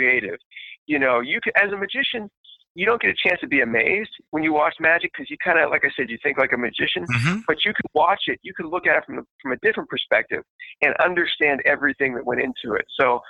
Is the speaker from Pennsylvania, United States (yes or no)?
yes; Pittsburgh, Pennsylvania, United States; I was born and raised in Pittsburgh